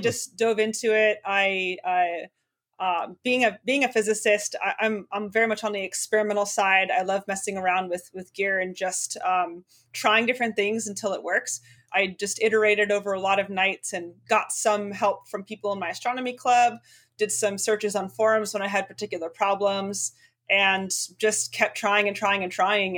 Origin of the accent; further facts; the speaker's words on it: Spokane, Washington, United States; my hometown of Spokane, Washington